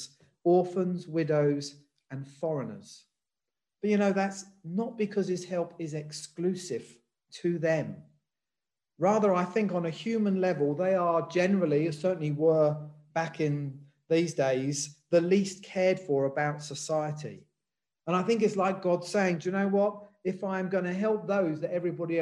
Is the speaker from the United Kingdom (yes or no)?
yes; England, United Kingdom; I was born in England. I've lived in England all my life